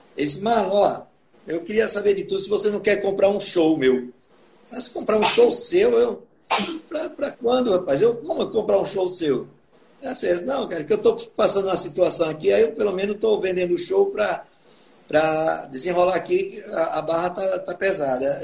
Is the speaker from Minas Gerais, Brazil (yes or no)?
no; Atalaia, Alagoas, Brazil; eu aprendi a tocar teclado com o teclado da Casa de Cultura de Atalaia, que é a minha terra natal